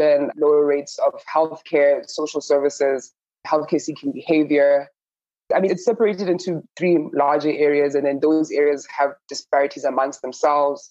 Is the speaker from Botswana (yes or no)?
yes; Botswana; I'm from Southern Africa, I'm from Botswana